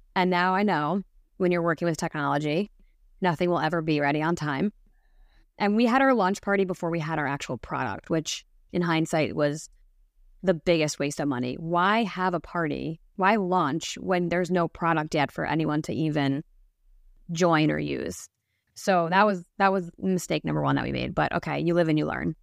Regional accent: New Jersey, United States; born and raised in New Jersey

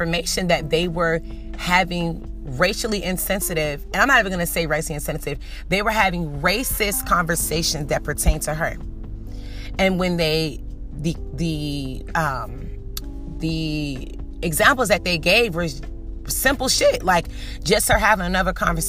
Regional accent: Norfolk, Virginia, United States; I'm from Norfolk. I have a bachelor's degree. I'm working on my master's degree

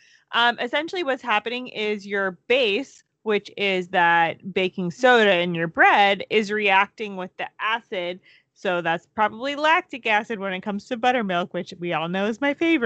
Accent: Florida, United States; okay, everyone, we grew up in Florida. Cold for us is like, what, 40 degrees? Maybe like 50 degrees?

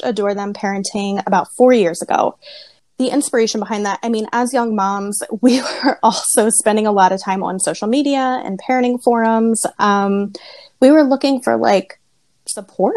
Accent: Lititz, Pennsylvania, United States; I did grow up in Lidditz

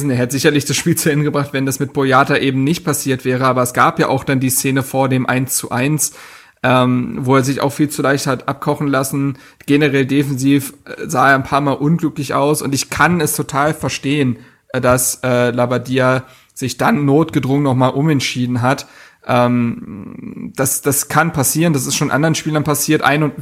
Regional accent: Frankfurt, Hesse, Germany; wo ich als Frankfurter sagen würde, kann man besser verteidigen

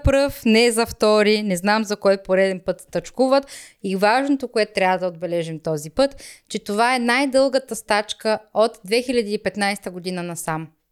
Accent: Rhodope region, Bulgaria; accent: Rhodope dialect; now in Germany; Аз съм горда с моя си родопски диалект

